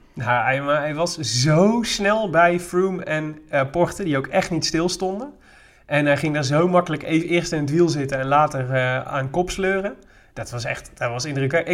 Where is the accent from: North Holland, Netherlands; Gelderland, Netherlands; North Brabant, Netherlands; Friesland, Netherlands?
North Brabant, Netherlands; Made; also born or lived in Breda; Wel mijn opgroeiplaats